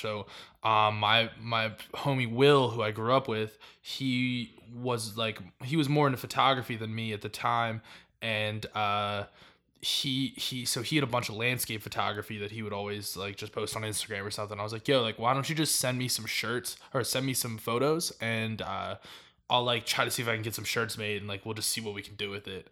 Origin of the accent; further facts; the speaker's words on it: Miami, Florida, United States; I was born in Miami